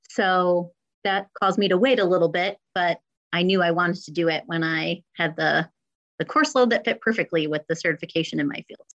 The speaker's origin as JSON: {"language": "English", "town": "St. Charles", "region": "Illinois", "country": "United States", "tie": "born or raised there", "said": "I am also a D303 alum. So I went all K through 12 in the district as well"}